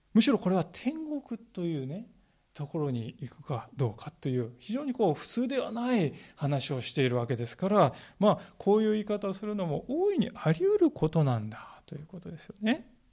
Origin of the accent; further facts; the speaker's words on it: Kanagawa, Japan; moved away as an adult; now in Sendai, Japan; 私はあの神奈川県の出身でありまして